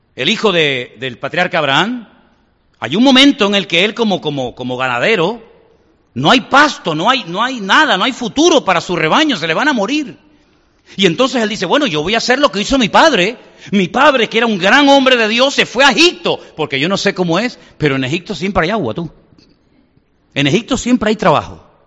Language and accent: Spanish; Canary Islands, Spain; moved away; yo también soy muy lejos, de Canarias